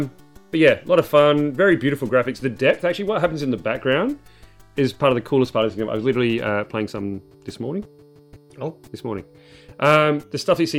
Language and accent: English; Australia; accent: Aussie